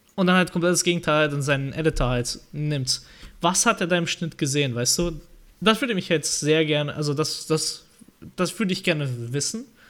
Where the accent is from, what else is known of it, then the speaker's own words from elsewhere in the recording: Marburg, Hesse, Germany; Und ich komme ja aus dem Marburg.